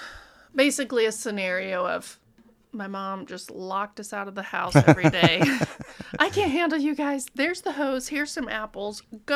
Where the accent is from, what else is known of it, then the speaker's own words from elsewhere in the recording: Monmouth, Illinois, United States; So I'm from Monmouth, which is like Monmouth. 2 hours away, but it's pretty close to Sterling, and every time we go back to see family, we'd go to Sterling.